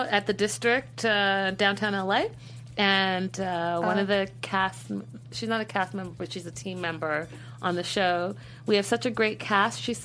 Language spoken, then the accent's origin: English; Vancouver, British Columbia, Canada; I am from Vancouver